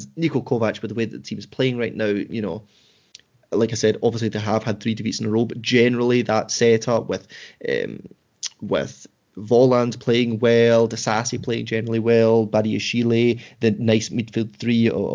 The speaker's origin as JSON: {"language": "English", "region": "Scotland", "country": "United Kingdom", "accent": "Scottish", "said": "my Scottish accent"}